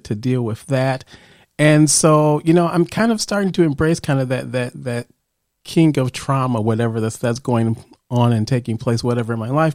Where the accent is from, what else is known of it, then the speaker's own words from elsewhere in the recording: Chicago, Illinois, United States; I grew up in Chicago